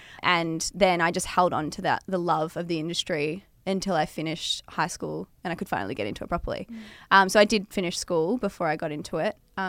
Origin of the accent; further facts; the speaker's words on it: Melbourne, Victoria, Australia; I grew up here in Melbourne.